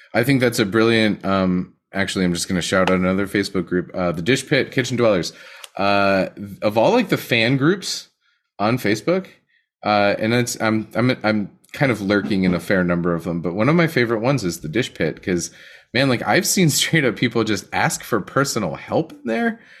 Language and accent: English; Western Pennsylvania, United States; I'm from Western Pennsylvania